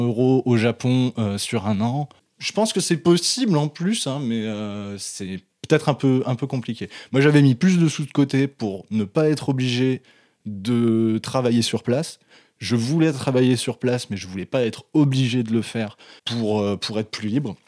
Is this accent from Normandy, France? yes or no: no; Mâcon, Bourgogne-Franche-Comté, France; la bibliothèque municipale de Macon là où j'ai grandi